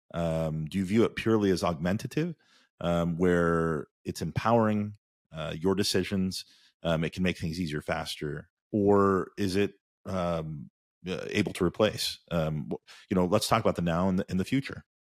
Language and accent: English; Indiana, United States; we grew up in Indiana together